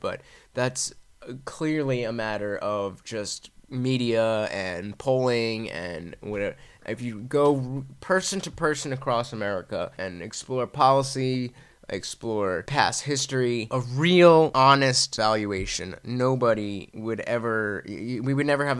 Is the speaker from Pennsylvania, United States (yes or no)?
no; New Jersey, United States; we're from Jersey, so we're up north